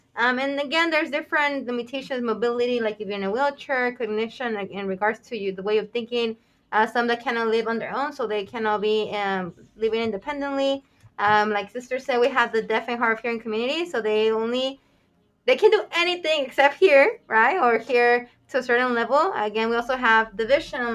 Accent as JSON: {"language": "English", "country": "Mexico", "tie": "born or raised there", "moved": "yes", "lives_now": "United States", "said": "I was born in Mexico"}